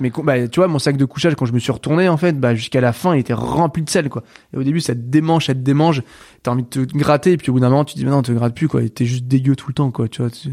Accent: Brittany, France; chez moi en Bretagne

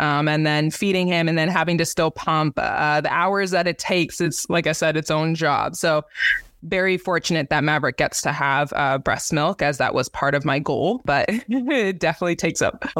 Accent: Canada; now in Indianapolis, United States; This is where I kind of like made home base being from Canada.

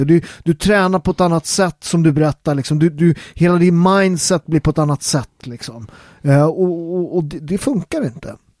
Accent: Italy; now in Sweden; jag var italienare från början, jag är ju svensk medborgare nu

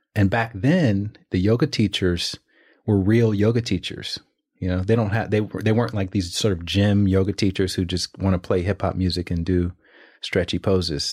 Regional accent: Alabama, United States; moved away; also born or lived in New York / Los Angeles; I'm from Alabama

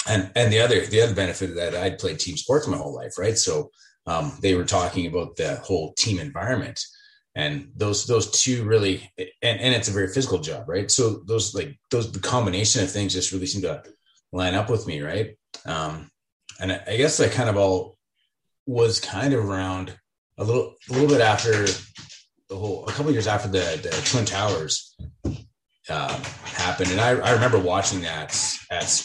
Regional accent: Leduc, Alberta, Canada; I was born and raised in Leduc. I'm kind of one of the few guys here who's actually from the community. And has lived here my whole life.

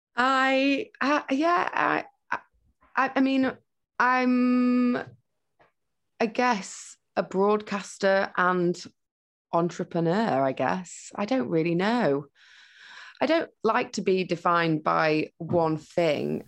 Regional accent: Huddersfield, Yorkshire and the Humber, United Kingdom; now in London, United Kingdom; I grew up in Huddersfield with my mum, my stepdad, and my step siblings and my sister.

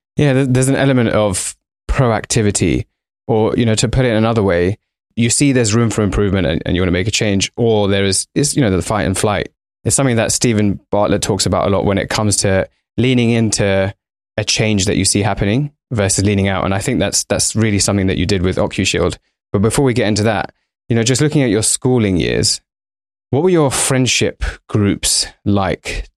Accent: London, United Kingdom; We're both Indian by background, both raised in London.

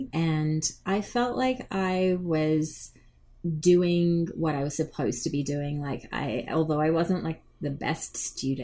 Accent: Australia; now in Canada; I grew up in Australia

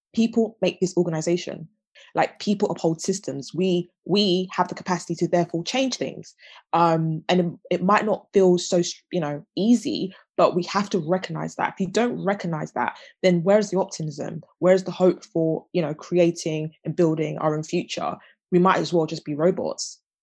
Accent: London, United Kingdom; I'm a Londoner you know I was I was born in a big city um, and I've you know always lived in South London

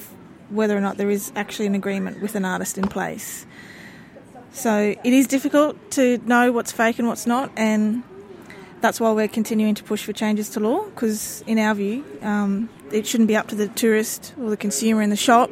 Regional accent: North Stradbroke Island, Queensland, Australia; I'm from the Kornamooka people of Mendjeriba, also known as North Stradbroke Island, off the coast of Brisbane.

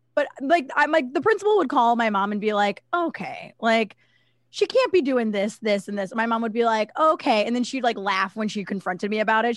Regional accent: Cleveland, Ohio, United States; I'm from Ohio. I lived in, like, the suburbs of Cleveland

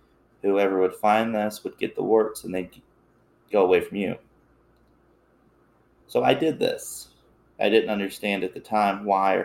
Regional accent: Appalachia, United States; I grew up in Appalachia

